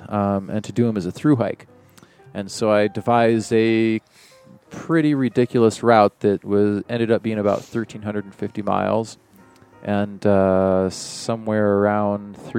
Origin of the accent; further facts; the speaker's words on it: Oregon, United States; also born or lived in Washington; I grew up all over Oregon and Washington.